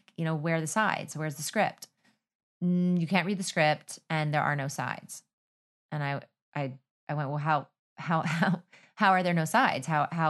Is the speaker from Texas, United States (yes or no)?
yes; Texas, United States; I was kind of like, I'm from Texas, da, da, da, da.